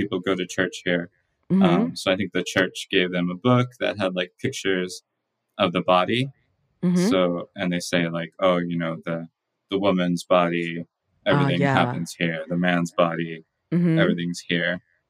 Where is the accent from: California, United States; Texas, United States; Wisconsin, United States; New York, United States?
Texas, United States; moved away; also born or lived in Maryland; I was born in Texas